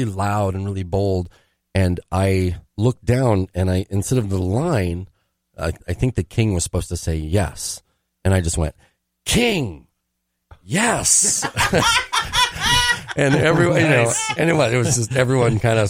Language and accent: English; Astoria, Oregon, United States; also born or lived in Minnesota; now in Twin Cities, United States; I grew up in Oregon